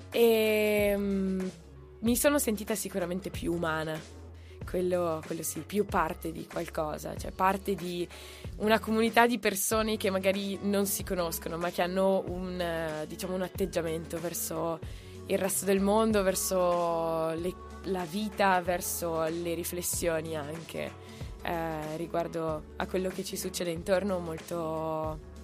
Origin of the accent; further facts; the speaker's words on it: Brianza, Lombardy, Italy; la tappa più difficile è stata in realtà partire da, dalla Brianza